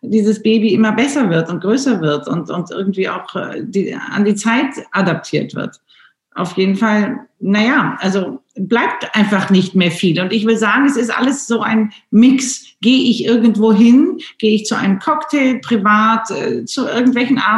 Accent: Wocklum, North Rhine-Westphalia, Germany; Ich bin ja in Bocklum in dem Schloss äh, groß geworden an der Seite meines Vaters

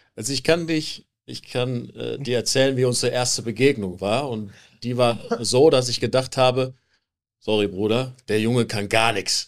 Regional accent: Germany; rede ich einfach mal als Deutscher

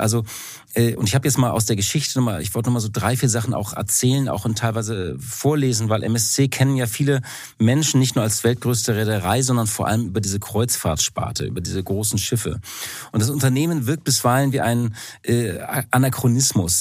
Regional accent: Hamburg, Germany; mein Herz als Hamburger

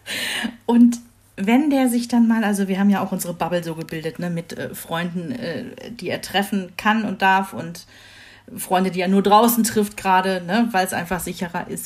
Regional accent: Rhineland, Germany; moved away; ich komme ja aus dem Rheinland

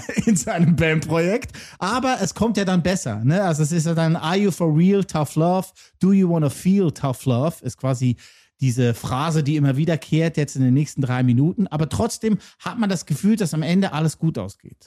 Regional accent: Lucerne, Switzerland; ich bin Luzerner

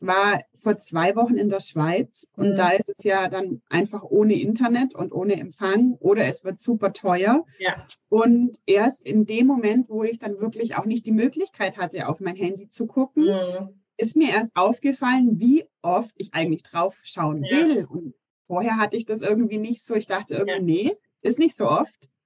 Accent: Augsburg, Bavaria, Germany; weil ich bin ja auch aus Augsburg, also gleich ums Eck

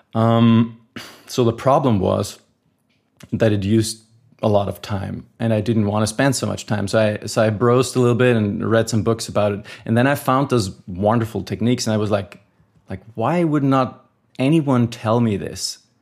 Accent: Austria; I am from Austria

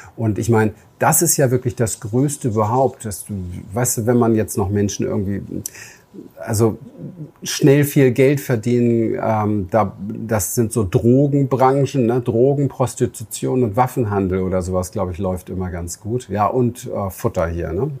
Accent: Berlin, Germany; moved away; meine Kindheit im Berliner Hinterhof

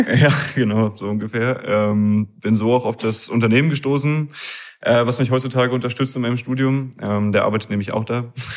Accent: Berlin area, Germany; accent: leichter nordischer Dialekt; moved away as an adult; now in Zittau, Germany; ich komme aus dem Raum Berlin tatsächlich

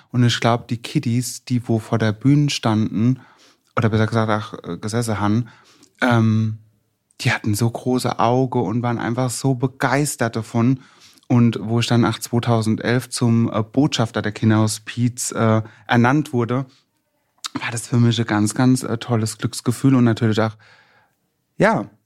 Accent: Worms, Rhineland-Palatinate, Germany; Ich bin in meiner Heimat in Worms und freue mich mega, heute hier zu sein

